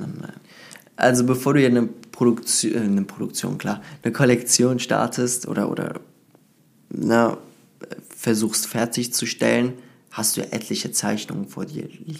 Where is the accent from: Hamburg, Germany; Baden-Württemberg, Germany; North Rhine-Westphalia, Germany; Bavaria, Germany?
North Rhine-Westphalia, Germany; Cologne; ich bin aus Köln